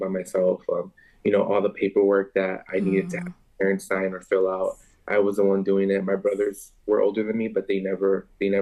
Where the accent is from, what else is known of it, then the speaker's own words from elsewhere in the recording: Long Beach, California, United States; I was born and raised here